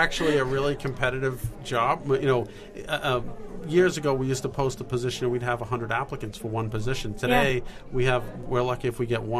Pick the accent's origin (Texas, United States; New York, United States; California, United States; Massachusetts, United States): Massachusetts, United States; Fall River; I am from Fall River, Massachusetts.